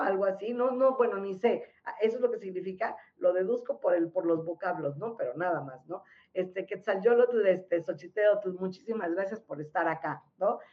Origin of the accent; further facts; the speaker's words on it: Mexico; Si somos mexicanos